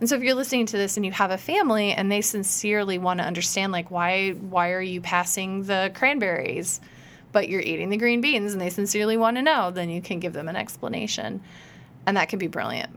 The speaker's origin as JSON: {"language": "English", "region": "Iowa", "country": "United States", "tie": "born or raised there", "said": "I grew up in Iowa"}